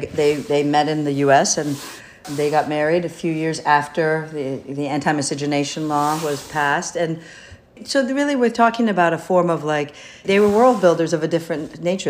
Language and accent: English; Michigan, United States; now in New York, United States; I was raised in Michigan, which is where my father started to work, and my mother started to teach.